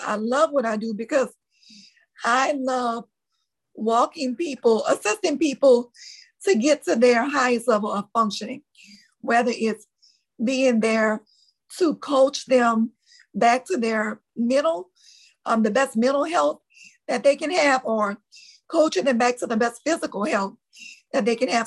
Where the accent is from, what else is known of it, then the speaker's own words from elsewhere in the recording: New Orleans, Louisiana, United States; accent: Louisiana; I'm born and raised in New Orleans, Louisiana